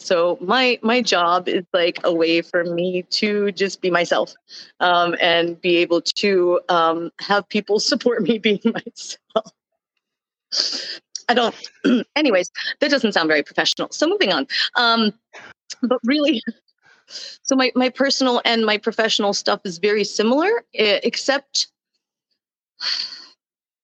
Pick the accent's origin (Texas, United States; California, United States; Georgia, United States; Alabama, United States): Texas, United States; I'm from Texas.